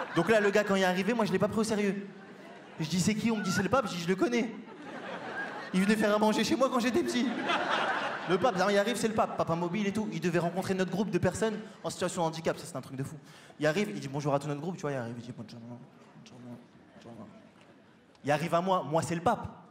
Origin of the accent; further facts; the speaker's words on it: Paris, Île-de-France, France; je viens de Paris